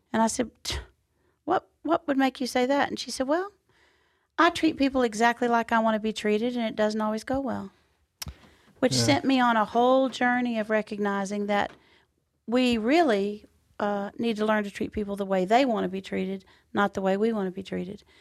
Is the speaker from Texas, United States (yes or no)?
yes; Texas, United States; we're in Texas and I'm home